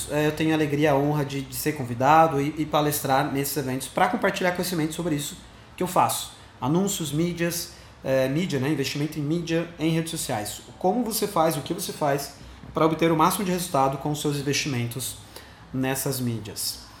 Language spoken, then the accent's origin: Portuguese; Sorocaba, São Paulo, Brazil; quando eu falo que eu sou aqui de Sorocaba, caraca, não sabia que você era daqui. Bom, eu moro aqui há um bom tempo, é, eu tenho 28 anos, eu sou formado em publicidade aqui em Sorocaba mesmo.